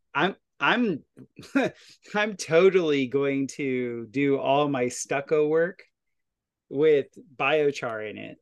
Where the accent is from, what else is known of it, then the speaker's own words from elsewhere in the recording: Florida, United States; now in Ozarks, United States; where I grew up in Florida